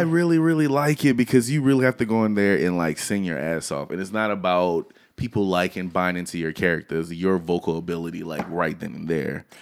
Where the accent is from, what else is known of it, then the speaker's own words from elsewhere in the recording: Louisiana, United States; I'm from Louisiana